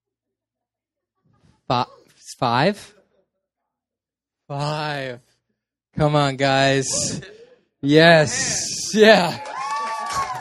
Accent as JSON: {"language": "English", "town": "Petaluma", "region": "California", "country": "United States", "moved": "yes", "said": "I am originally from Northern California, a place called Petaluma"}